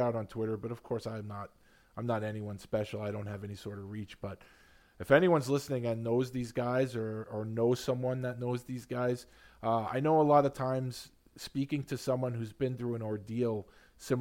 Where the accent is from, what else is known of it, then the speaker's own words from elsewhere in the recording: New York City, New York, United States; also born or lived in Long Island; I grew up here, I grew up in Queens and grew up on Long Island